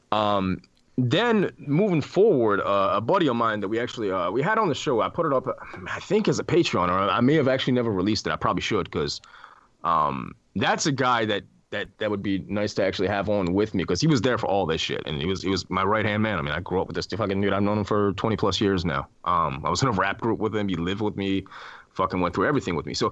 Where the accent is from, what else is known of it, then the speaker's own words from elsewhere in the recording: Iran; born there; I was born in Iran